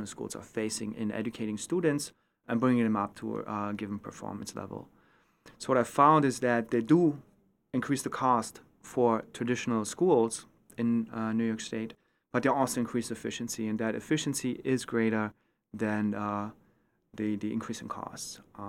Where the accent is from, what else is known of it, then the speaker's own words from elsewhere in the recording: East Germany, Germany; English is a second language; moved away as an adult; now in United States; So I grew up in East Germany. When I was 11 years old, the wall came down, the reunification happened, and I was exposed to a choice system, which I used.